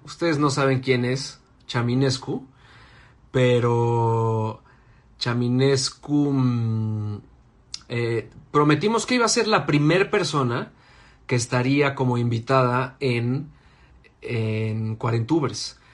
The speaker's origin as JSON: {"language": "Spanish", "region": "Mexico City", "country": "Mexico", "said": "yo soy del poniente, pero de Coajimalpa"}